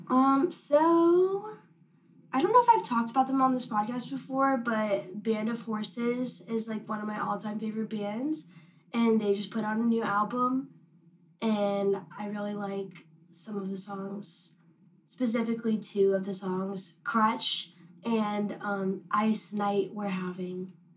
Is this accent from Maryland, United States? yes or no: no; Wilmington, North Carolina, United States; I'm from Wilmington